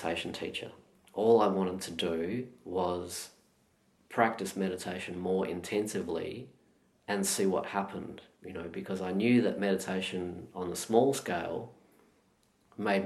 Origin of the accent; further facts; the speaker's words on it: Perth, Western Australia, Australia; now in Melbourne, Australia; I was born and raised in Perth